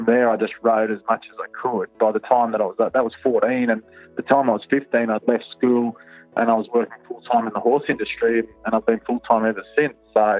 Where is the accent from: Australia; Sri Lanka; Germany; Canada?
Australia; Perth, Western Australia; I was brought up in Perth, in the city.